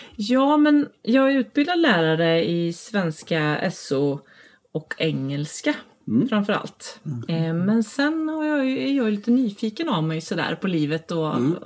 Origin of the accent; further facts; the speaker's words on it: Falköping, Västra Götaland, Sweden; also born or lived in Gothenburg; jag är uppvuxen i Falköping